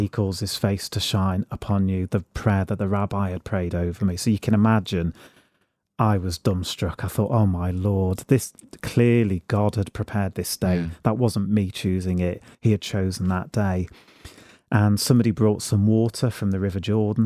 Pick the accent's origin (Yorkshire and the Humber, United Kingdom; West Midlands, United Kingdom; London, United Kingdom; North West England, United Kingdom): North West England, United Kingdom; Liverpool; moved away as an adult; now in Northampton, United Kingdom; I went to Mass in Liverpool and it was the first time I could receive Holy Communion in my hometown.